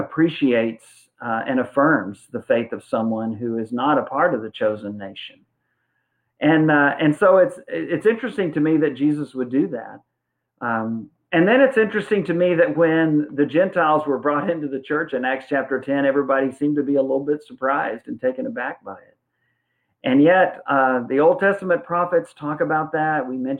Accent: San Antonio, Texas, United States; And I was raised in San Antonio in a Lackland Terrace Church of Christ in high school and for several years after Joyce and I were married.

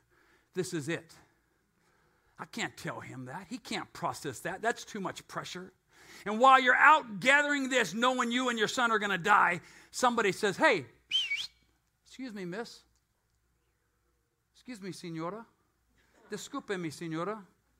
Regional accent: United States; I'm an American

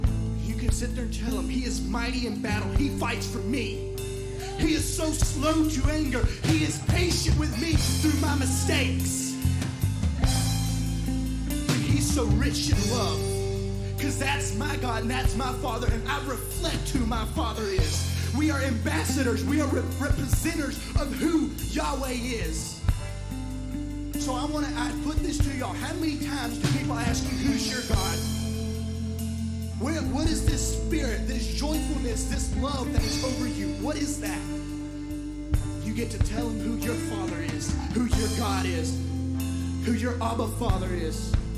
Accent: Mexico; moved away; growing up in Mexico and leaving, you know, they want to know, why is this white person in this place?

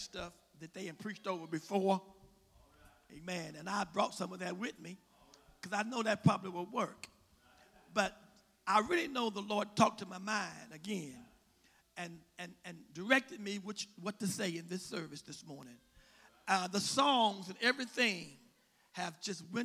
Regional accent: West Virginia, United States; I'm from West Virginia

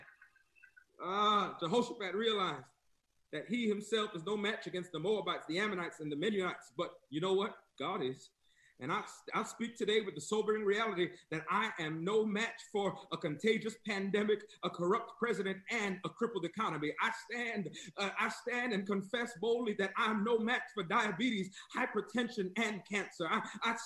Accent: New York, United States; moved away as an adult; also born or lived in the South (US); now in US South; I'm from New York

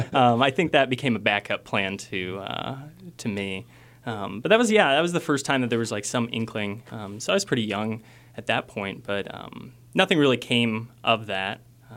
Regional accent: Omaha, Midwest, United States; also born or lived in Kansas City; I grew up in Kansas City in Omaha.

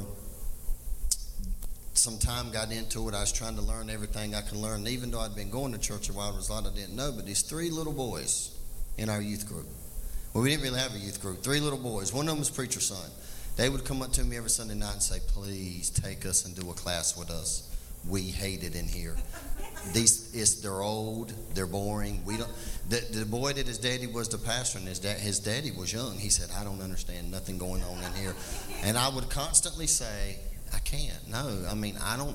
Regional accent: Laurel Hill, North Carolina, United States; I was raised typical in Laurel Hill.

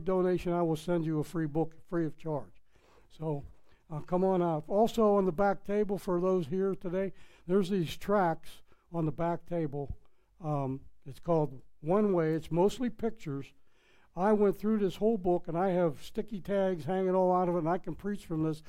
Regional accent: Pittsburgh, Pennsylvania, United States; accent: Pittsburgh; moved away as an adult; I'm from Pittsburgh, Pennsylvania. We have our slang. I tried to take it all out, but it's impossible. I spent 40-some years in Pittsburgh, you know. So that accent is in there.

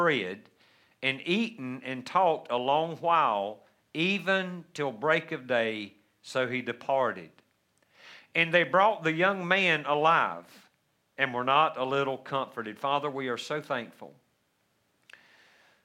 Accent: United States; the freedoms that we so joy as American Christians today

